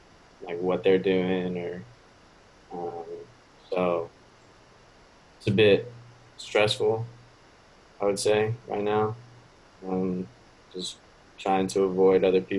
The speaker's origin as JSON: {"language": "English", "region": "Washington", "country": "United States", "also_born_or_lived": "Minnesota", "moved": "yes", "lives_now": "Fort Myers, United States", "said": "I'm originally from Washington State, but my parents live in Minnesota now"}